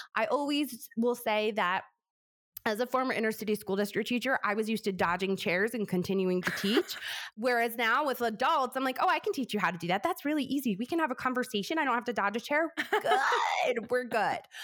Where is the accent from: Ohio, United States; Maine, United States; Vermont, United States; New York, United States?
New York, United States; I talk so fast because I'm from New York